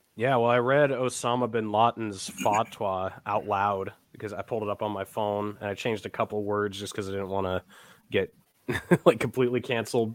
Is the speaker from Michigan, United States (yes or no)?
no; New Hampshire, United States; I'm from New Hampshire, and you know, 99% white